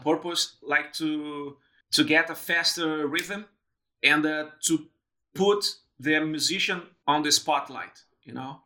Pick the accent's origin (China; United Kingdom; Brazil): Brazil; moved away as an adult; also born or lived in Porto Alegre, Brazil / São Paulo, Brazil; now in Melbourne, Australia; I went back to Brazil. I moved from Porto Alegre to São Paulo